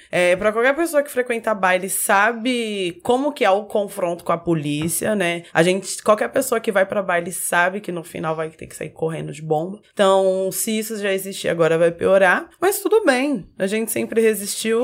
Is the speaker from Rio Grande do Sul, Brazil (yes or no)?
no; São Paulo, Brazil; eu sou de São Paulo e tive esse meu lugar como fanqueira